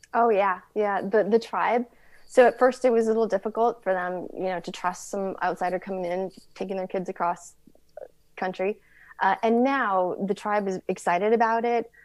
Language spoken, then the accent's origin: English; Tucson, Arizona, United States; I am from Tucson.